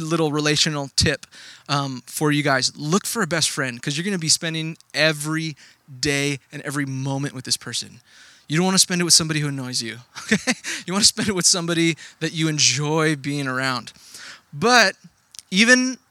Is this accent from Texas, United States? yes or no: yes; Texas, United States; moved away; I grew up in Texas. I didn't grow up here. I grew up in Texas